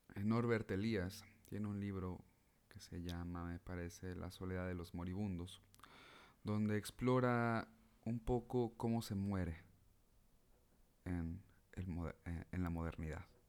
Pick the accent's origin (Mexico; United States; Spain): Mexico; como mexicanos